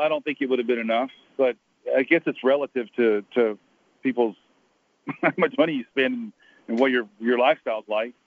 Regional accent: Atlanta, Georgia, United States; I grew up in downtown Atlanta

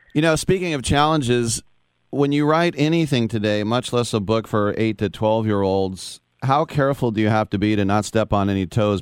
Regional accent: San Francisco Bay Area, California, United States; I'm from I'm from the San Francisco Bay Area

